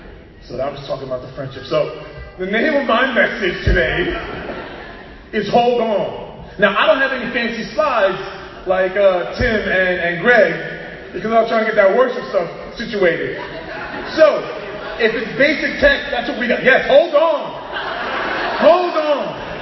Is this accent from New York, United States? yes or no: yes; Queens, New York, United States